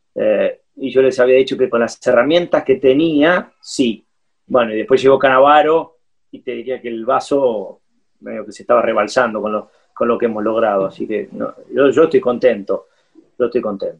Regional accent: Argentina; also born or lived in Curitiba, Brazil; Nos sentimos siempre argentinos, tenemos documentos argentinos, tenemos, bueno, somos más argentinos que cualquiera que haya nacido acá

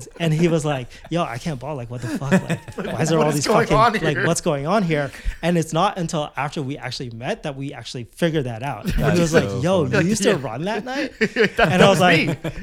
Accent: Winnipeg, Manitoba, Canada; moved away; also born or lived in Vancouver; I grew up in Winnipeg

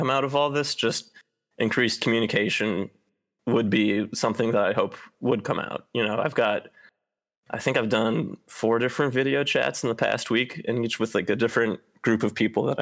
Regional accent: Cleveland, Ohio, United States; moved away as an adult; now in Seattle, United States; I'm from Cleveland, which is part of the Midwest

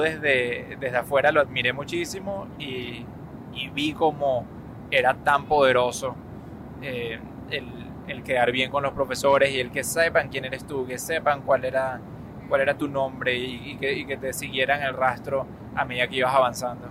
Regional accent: Venezuela; moved away as an adult; now in United States; creciendo en Venezuela lo sabía, yendo a la Universidad Metropolitana

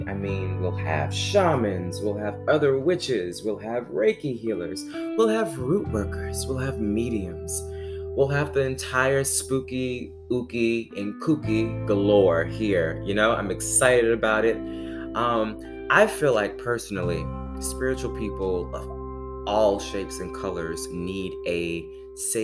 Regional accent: Baton Rouge, Louisiana, United States; moved away as an adult; now in Stone Mountain, United States; I am originally from Baton Rouge, Louisiana

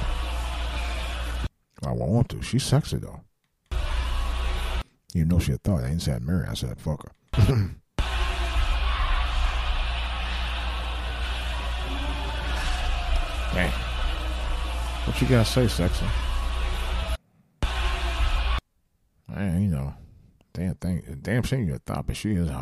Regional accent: Cleveland, Ohio, United States; I'm from Cleveland

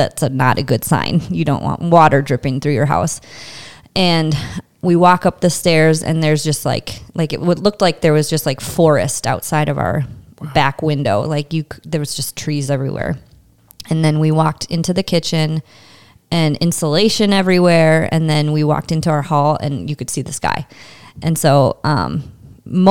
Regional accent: St. Peter, Minnesota, United States; moved away as an adult; So I'm from St. Peter, born and raised. Till I left when I was 18 years old

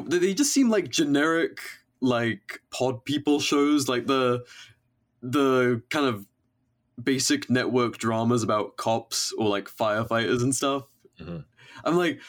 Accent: England, United Kingdom; living and growing up in England

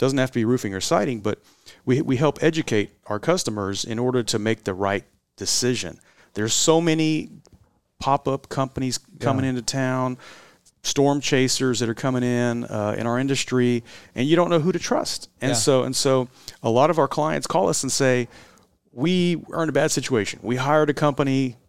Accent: San Antonio, Texas, United States; Stephanie and I, just like my dad, we're born and raised in San Antonio, and we love this community.

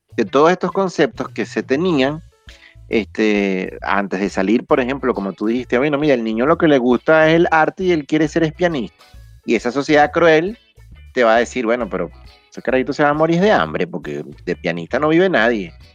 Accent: Venezuela; como sociedad venezolana

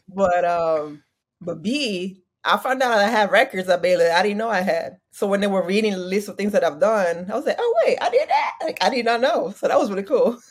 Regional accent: Parma, Emilia-Romagna, Italy; moved away as an adult; also born or lived in Waco, Texas; I was born in Italy, um, Parma, Italy.

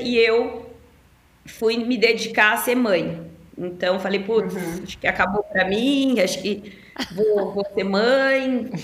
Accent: Ribeirão Preto, São Paulo, Brazil; moved away as an adult; me mudei para São Paulo, que eu sou de Ribeirão Preto

